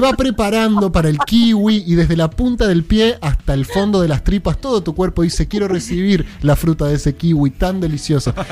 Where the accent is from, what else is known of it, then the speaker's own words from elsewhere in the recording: Buenos Aires, Argentina; Yo soy el porteño